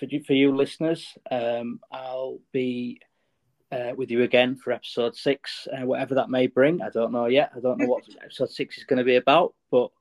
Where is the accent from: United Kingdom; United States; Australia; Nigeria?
United Kingdom; as a Brit